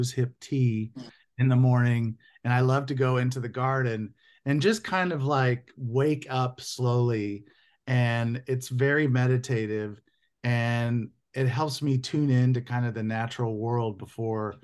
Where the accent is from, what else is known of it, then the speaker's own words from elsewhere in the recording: Indiana, United States; now in Southern California, United States; I grew up in Indiana